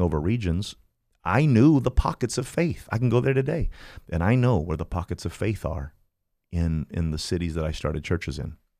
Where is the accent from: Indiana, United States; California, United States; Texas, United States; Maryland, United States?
Indiana, United States; Kokomo; moved away as an adult; now in Fort Myers, United States; I'm from Indiana. I am from, um, a little town called Kokomo, Indiana, a very special place